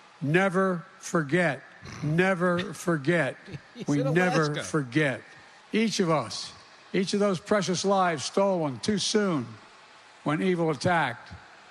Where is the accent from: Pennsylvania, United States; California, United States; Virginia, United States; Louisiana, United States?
Pennsylvania, United States; Scranton; Governor and I have something in common. We're both from Scranton, Pennsylvania.